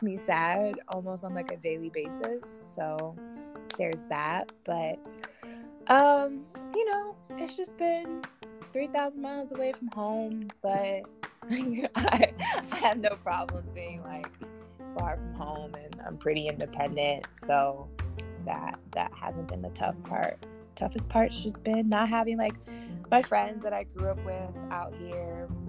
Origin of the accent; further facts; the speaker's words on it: Florida, United States; You know, I love my home state, and I'm a proud Floridian to the day I die, no matter how crazy our state is.